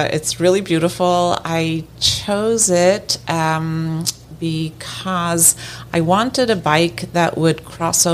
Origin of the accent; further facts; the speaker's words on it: Ireland; I'm from Ireland